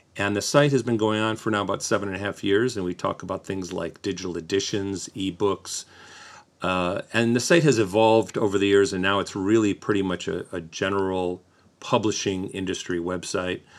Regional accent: Detroit, Michigan, United States; moved away as an adult; also born or lived in Los Angeles; I'm from the Detroit area

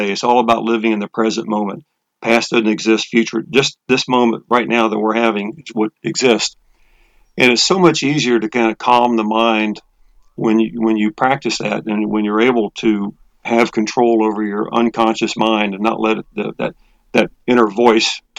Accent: Texas, United States; now in Atlanta, United States; Well, as you said, I'm from I'm from Texas. I've been in Atlanta area for about 22 years

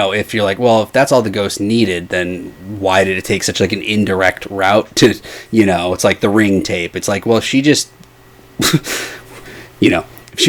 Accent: Midwest, United States; Now, again, I'm from the Midwest, and we will get foggy days.

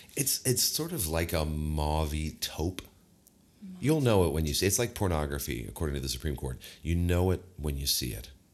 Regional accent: American Midwest, United States; we are from the American Midwest

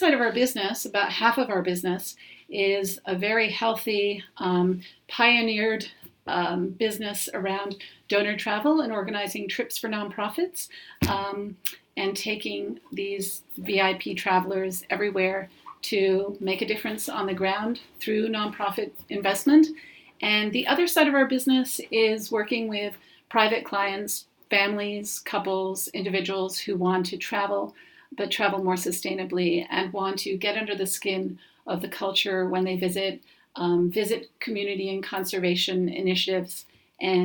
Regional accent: New York City, New York, United States; what I saw at home growing up in New York City

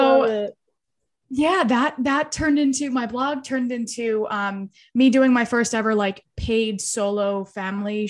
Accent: Philadelphia, Pennsylvania, United States; I'm from Philly

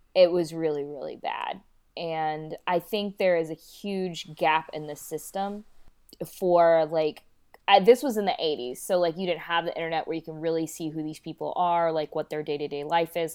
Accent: North Carolina, United States; also born or lived in Kolkata, India; And then I was adopted into a Caucasian family in North Carolina.

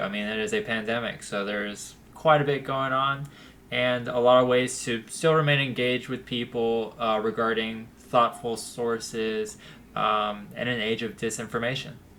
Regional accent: Youngsville, North Carolina, United States; I grew up in Youngsville, North Carolina

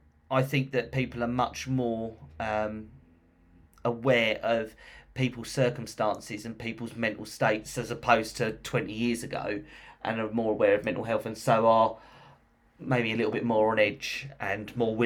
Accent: London, United Kingdom; I'm a Londoner.

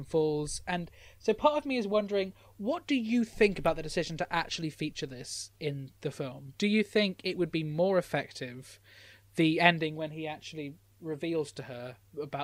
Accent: United Kingdom; as a British person

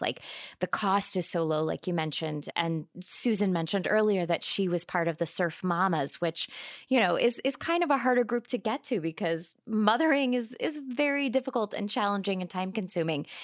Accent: California, United States; I'm from California. I feel like there are very few places that I haven't been, uh, in my home state

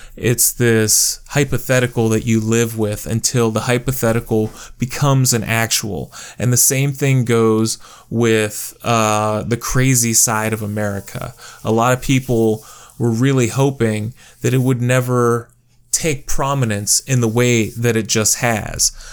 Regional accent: United States

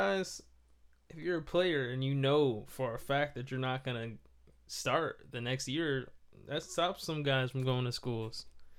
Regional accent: Florida, United States; Florida is my home state

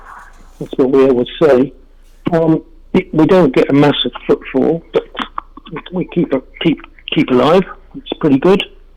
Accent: England, United Kingdom; moved away; We've been in this building about 18 years, and we came from England in 1990, and we've both been dealing since 1977

